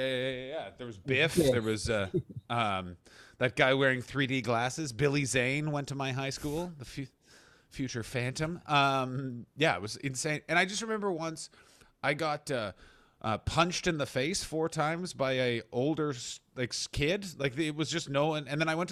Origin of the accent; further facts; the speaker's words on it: Canada; No, I'm from Canada, so we don't have that madness.